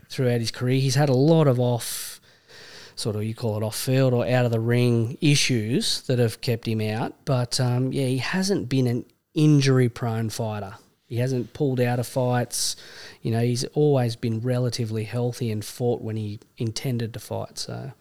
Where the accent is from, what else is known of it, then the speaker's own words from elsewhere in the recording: Australia; accent: Australian; also born or lived in Vancouver; as an Australian